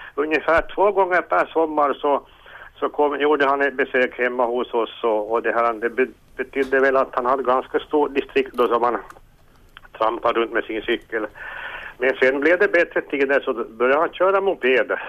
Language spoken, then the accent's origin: Swedish; Petalax, Ostrobothnia, Finland; also born or lived in Smedsby; Jag är ju uppväxt i Petalax